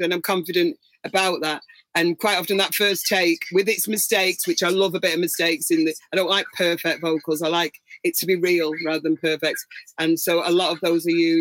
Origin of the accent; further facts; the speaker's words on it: Manchester, North West England, United Kingdom; I'm from Manchester